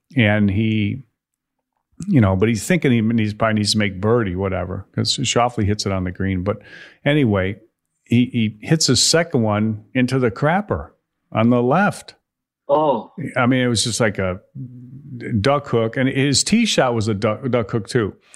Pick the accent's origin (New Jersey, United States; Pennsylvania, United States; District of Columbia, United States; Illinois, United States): Illinois, United States; Chicago; moved away; I grew up in Chicago